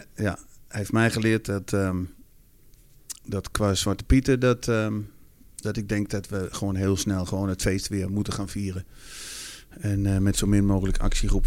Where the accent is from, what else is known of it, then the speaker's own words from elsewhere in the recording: Netherlands; als Nederlander